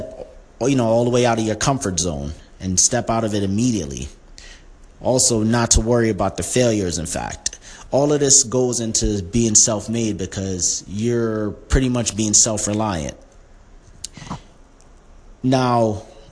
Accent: New York City, New York, United States; When I was younger and growing up in Brooklyn

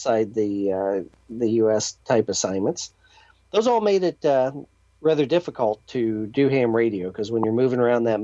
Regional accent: Indiana, United States; growing up in Indiana, I went to Purdue University

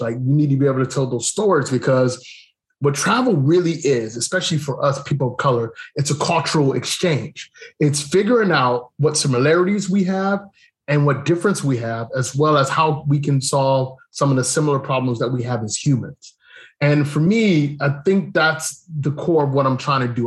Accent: Cleveland, Ohio, United States; moved away as an adult; also born or lived in Germany / Japan / Korea; now in Thailand; I grew up in Cleveland

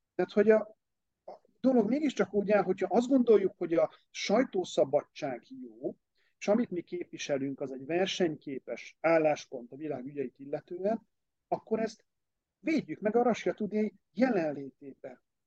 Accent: Hungary; egy más korosztály vagyok, meg vidéki

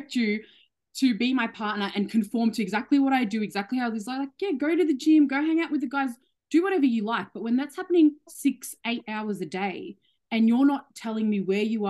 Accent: Australia; I love being Australian

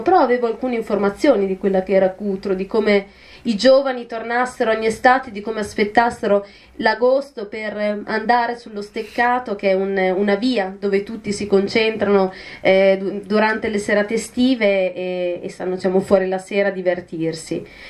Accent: province of Mantua, Lombardy, Italy; io vengo da un comune della provincia di Mantova

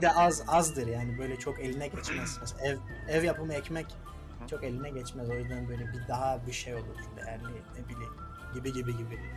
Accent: Pazar, Rize Province, Turkey; moved away as an adult; also born or lived in Ardeşen; pazarda büyürken, yetişirken

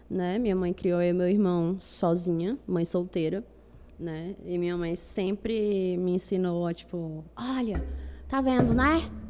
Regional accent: Fortaleza, Ceará, Brazil; Fortaleza? é? Eu sou do Benficers.

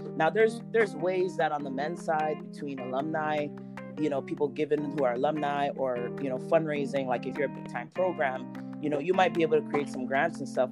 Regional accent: Toronto, Ontario, Canada; moved away as an adult; also born or lived in Florida / Texas; now in Halifax, Canada; I'm from Toronto, Canada

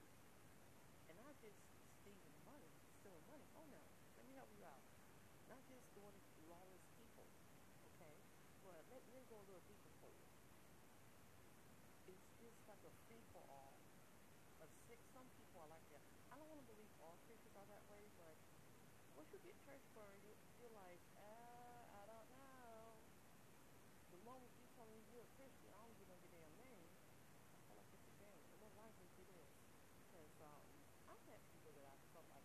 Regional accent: Detroit, Michigan, United States; moved away as an adult; I'm from Detroit, Michigan originally, and lived there in 20 years

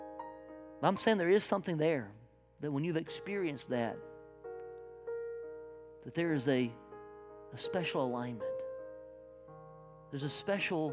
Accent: South Carolina, United States; I am from South Carolina in the backwoods

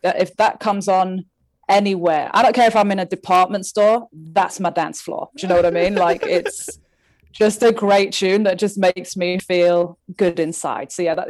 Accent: England, United Kingdom; now in Canada; I was born here in Canada and then we moved to England when I was 5.

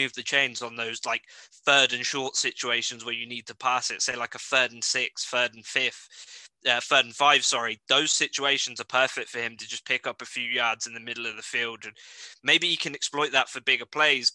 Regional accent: United Kingdom; as a British person

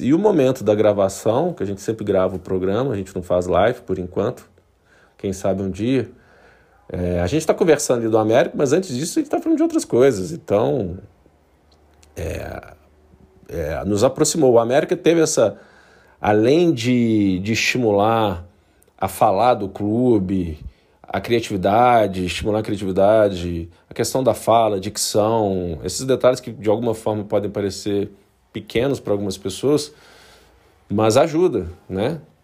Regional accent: Belo Horizonte, Minas Gerais, Brazil; eu sou natural de Belo Horizonte

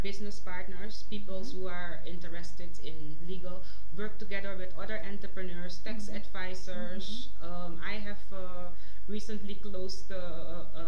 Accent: Netherlands; we are from the Netherlands

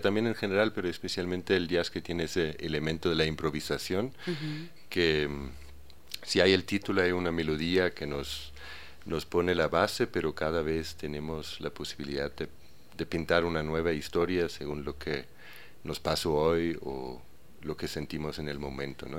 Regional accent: a small village near Aarhus, Central Denmark Region, Denmark; Spanish is a second language; moved away as an adult; now in Ecuador; En un pequeño pueblo que se llama Uruy, en Dinamarca, cerca de Aarhus

